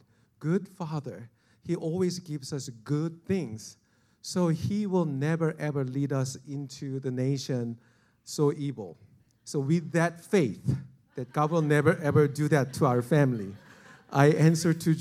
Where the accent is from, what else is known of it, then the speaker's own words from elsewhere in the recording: South Korea; English is a second language; moved away as an adult; also born or lived in Illinois; growing up in South Korea, you know, we, as a South Koreans